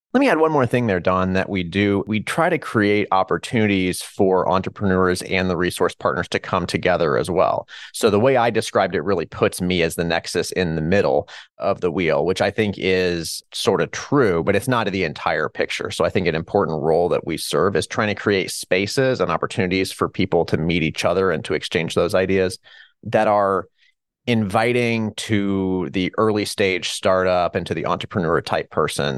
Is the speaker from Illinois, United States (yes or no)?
no; Hutchinson, Kansas, United States; moved away as an adult; also born or lived in Chicago; I was born here in Hutchinson, Kansas, where I currently reside